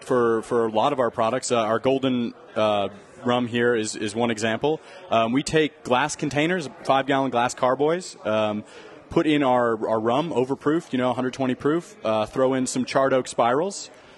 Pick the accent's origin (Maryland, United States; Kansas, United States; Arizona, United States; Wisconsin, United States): Arizona, United States; Phoenix; moved away; we're both actually from the Phoenix area.